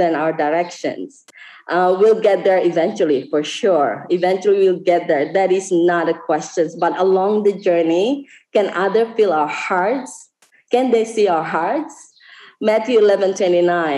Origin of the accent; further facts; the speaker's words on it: West Timor, East Nusa Tenggara, Indonesia; now in Bali, Indonesia; I live in Bali now, but I'm not Balinese. I'm from West Timor